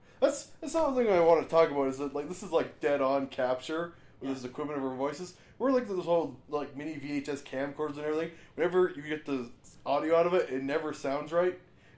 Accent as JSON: {"language": "English", "area": "Alfred, BC", "region": "British Columbia", "country": "Canada", "tie": "born or raised there"}